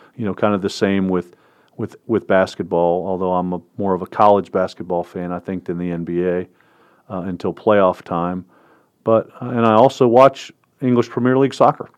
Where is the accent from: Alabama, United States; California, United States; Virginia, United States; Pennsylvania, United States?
Virginia, United States; Northern; I grew up in Northern Virginia as a Redskin fan